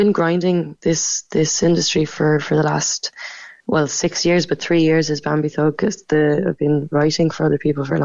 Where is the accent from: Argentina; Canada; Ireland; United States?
Ireland; Macroom, Munster; moved away; also born or lived in Cork / London; I'm from Macroom. I grew up in Raleigh